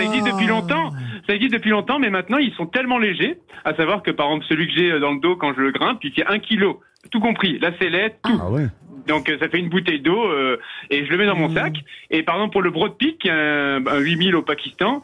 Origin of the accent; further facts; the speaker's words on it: Vercors massif, Auvergne-Rhône-Alpes, France; Je viens du massif du Vercors à la base, mais euh, ma mère étant euh, du massif des écrins